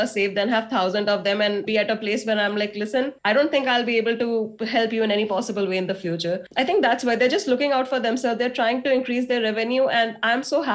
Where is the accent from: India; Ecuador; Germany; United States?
India; You look at yourself as an Indian